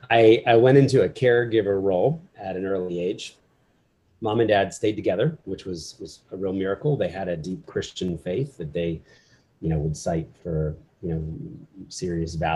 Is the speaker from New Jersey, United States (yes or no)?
yes; New Jersey, United States; also born or lived in Philadelphia, Pennsylvania; I was born in Philly, middle class family. My dad was a business guy. Mom was a writer. And when I was four, we moved to South Jersey